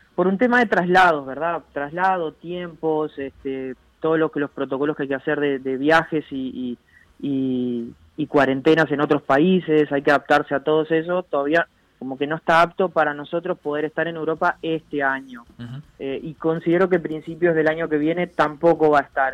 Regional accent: Uruguay; atleta uruguayo

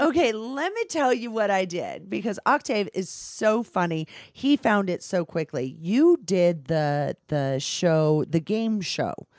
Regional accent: California, United States; now in Las Vegas, United States; I'm from California

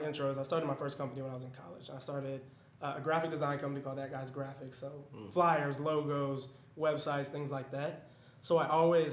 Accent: Denver, Colorado, United States; moved away as an adult; also born or lived in Atlanta, Georgia; where I'm from Denver, Colorado

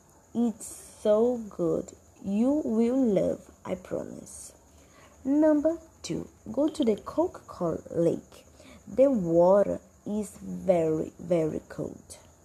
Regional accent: Brazil; 24 years old and I'm executive assistant at Seduc. I'm from Brazil

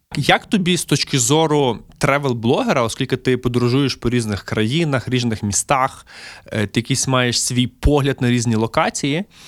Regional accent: Lviv, Lviv Oblast, Ukraine; мій рідний Львів

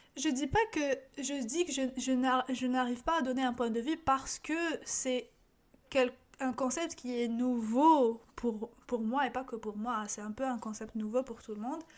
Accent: Algeria; moved away as an adult; now in Canada; ma réalité en tant qu'Algérienne

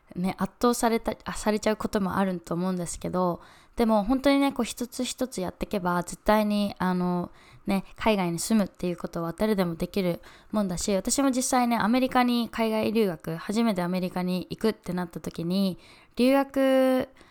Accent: Fukuoka, Japan; moved away as an adult; also born or lived in United States / New York; 私は今福岡地元の福岡に住んでて

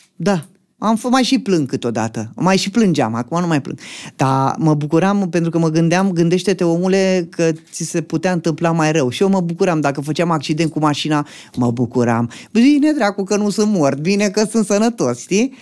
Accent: Dragomirești, Romania; moved away as an adult; Din Dragomirești am plecat de tot până acum 9 ani

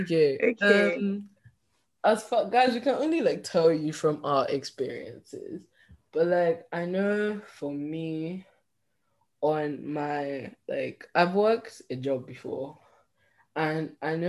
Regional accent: Northern England, United Kingdom; accent: Northern English; also born or lived in Nigeria; now in United States; I just keep my Northern English accent

